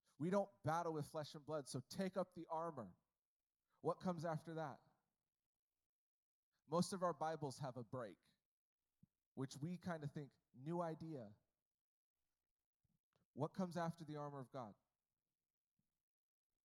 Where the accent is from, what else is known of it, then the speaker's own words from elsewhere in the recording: United States; I was born in America